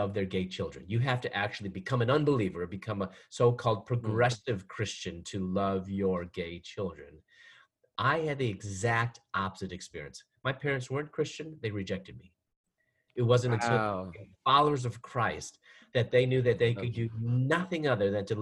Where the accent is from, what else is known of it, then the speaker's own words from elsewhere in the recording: Chicago, Illinois, United States; moved away as an adult; also born or lived in Louisville, Kentucky / Atlanta, Georgia; I'm from Chicago